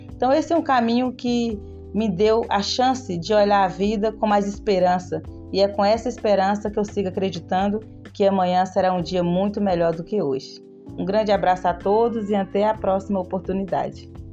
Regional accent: Ouro Verde de Minas, Minas Gerais, Brazil; sou quilombola do Quilombo Santa Cruz, município de Ouro Verde de Minas

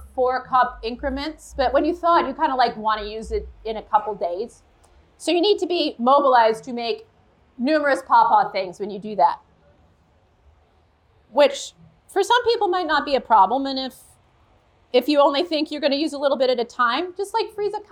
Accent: Ohio, United States; moved away as an adult; also born or lived in California; I moved back to Ohio like 9 years ago or so

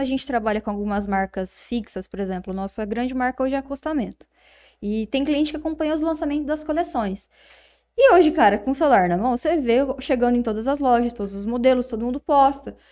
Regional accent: Palmeira d'Oeste, São Paulo, Brazil; A gente é lá de Palmeira do Oeste

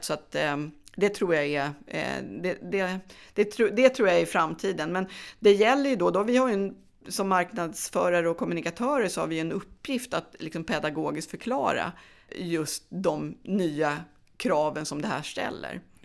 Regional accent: Gävle, Gävleborg County, Sweden; moved away; jag är från Gävle då men flyttade tillbaka hem

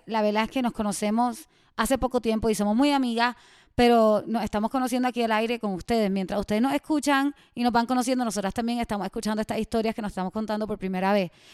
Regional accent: Puerto Rico; accent: Puerto Rican; also born or lived in Miami; now in Mexico; soy de Puerto Rico y llevo dos años viviendo en México. Antes de vivir en México viví en Miami

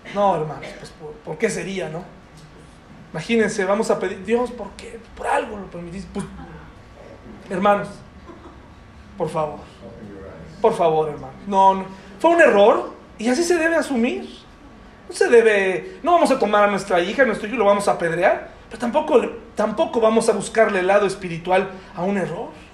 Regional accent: Mexico; como mexicanos

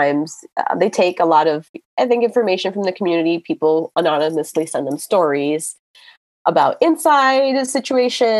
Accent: Miami, Florida, United States; I'm from Miami

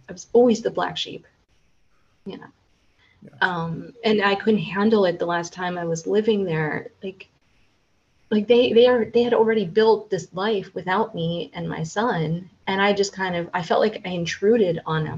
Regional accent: United States; now in Central Europe; I'm American

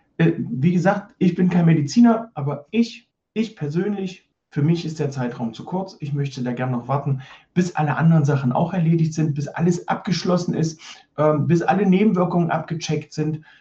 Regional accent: East Germany, Germany; ich bin in der DDR groß geworden

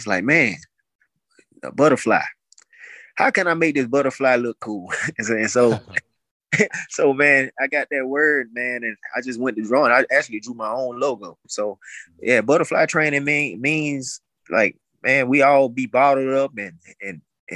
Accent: Montgomery, Alabama, United States; I'm originally from Montgomery

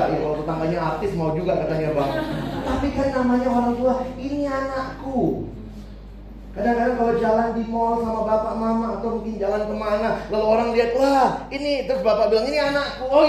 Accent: Makassar, South Sulawesi, Indonesia; also born or lived in Jakarta; Sorry, saya dari Indonesia Timur. Saya Papa Ambon, Mama Manado, lahir besar Makassar. Kuliah di Jakarta, Indonesia banget gua.

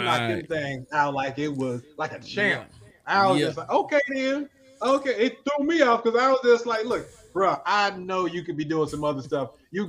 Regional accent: Oklahoma, United States; I'm from Oklahoma.

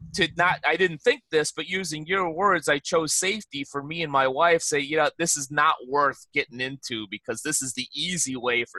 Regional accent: Chicago, Illinois, United States; moved away as an adult; now in Los Angeles County, United States; I grew up in Chicago, lived in Chicago for almost 40 years

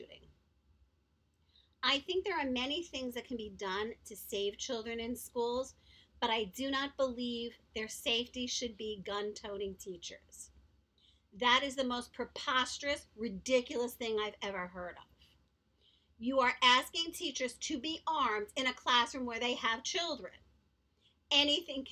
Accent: New York City, New York, United States; also born or lived in Long Beach, Long Island, New York; Growing up in Manhattan, I went to private school, and then I moved to Long Beach, Long Island, which is also a city. I went to public school there

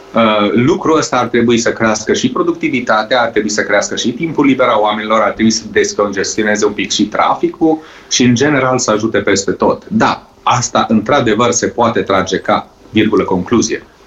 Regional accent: Romania; moved away; also born or lived in Norway; aici la noi în țară

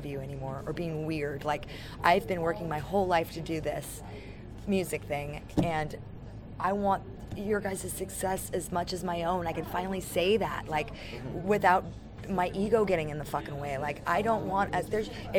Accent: San Francisco, California, United States; now in Los Angeles, United States; I'm from San Francisco. I live in Los Angeles

